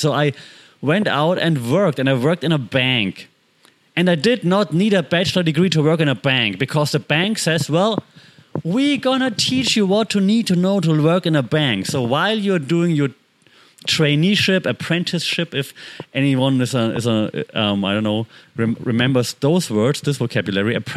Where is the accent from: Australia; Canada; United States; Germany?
Germany; moved away; I grew up in Germany